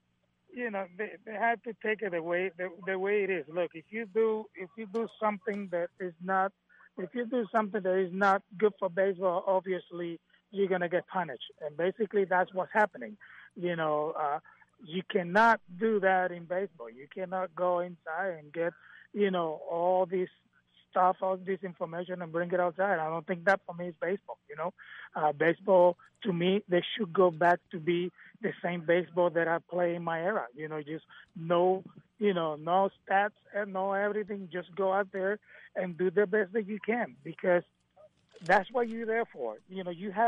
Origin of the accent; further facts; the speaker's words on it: Vega Baja, Puerto Rico; moved away; also born or lived in Manatí, Puerto Rico; I born in Manatee, but I grew up in Vega Baja, which is the next town